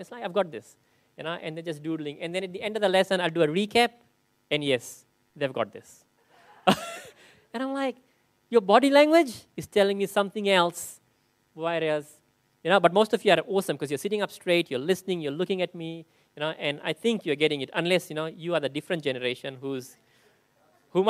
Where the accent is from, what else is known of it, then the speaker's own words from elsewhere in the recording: Fiji; moved away; growing up in Fiji, and 50%, like almost 30% of the population is Muslim